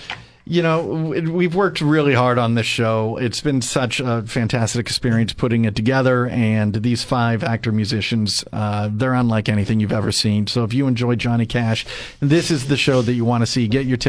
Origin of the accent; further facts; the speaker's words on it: Arroyo Grande, California, United States; I grew up in Rio Grande